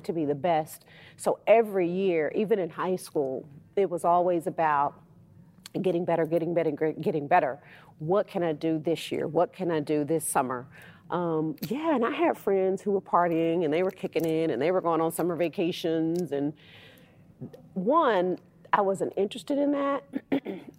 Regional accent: West Texas, United States; I'm just a little old me who came from a town of 10,000 people, West Texas.

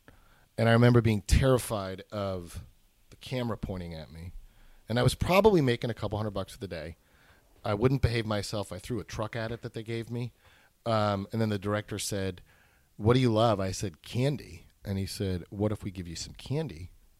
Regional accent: New York City, New York, United States; But the cool thing about growing up in New York was you had a lot of freedom.

